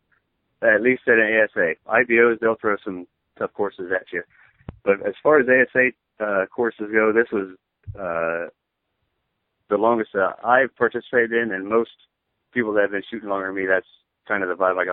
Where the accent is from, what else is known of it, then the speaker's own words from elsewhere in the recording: Ohio, United States; I'm from Ohio